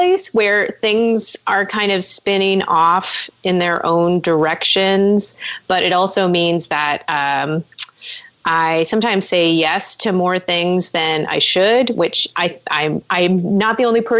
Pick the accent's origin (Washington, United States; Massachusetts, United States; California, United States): California, United States; Orange County; now in Los Angeles, United States; I'm from Orange County, which is where UC Irvine is located